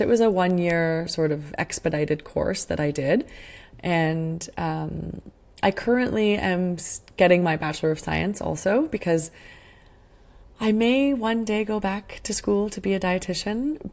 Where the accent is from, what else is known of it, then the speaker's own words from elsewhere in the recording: Sudbury, Ontario, Canada; I grew up in Sudbury, Ontario